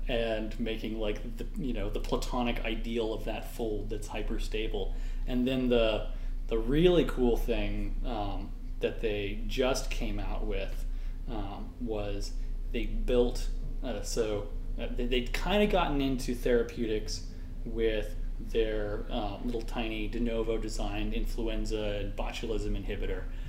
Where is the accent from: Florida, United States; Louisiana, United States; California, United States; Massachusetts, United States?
California, United States; I'm from California, so just like West Coast, Best Coast